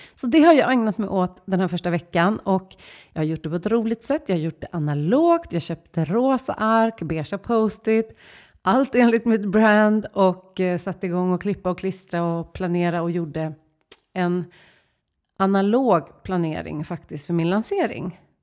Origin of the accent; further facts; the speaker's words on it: Stockholm, Stockholm County, Sweden; som stockholmare